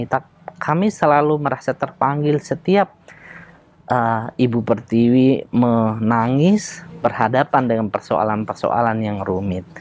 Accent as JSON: {"language": "Indonesian", "town": "Bone", "region": "South Sulawesi", "country": "Indonesia", "tie": "born or raised there", "said": "Di kampung saya di uh, Bugis Bone itu masyarakat uh, yang seperti saya ini banyak para pejuang"}